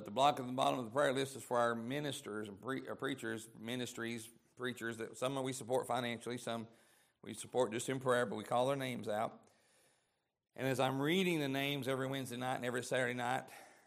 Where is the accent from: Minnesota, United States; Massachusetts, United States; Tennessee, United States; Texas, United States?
Tennessee, United States; East; I'm from East Tennessee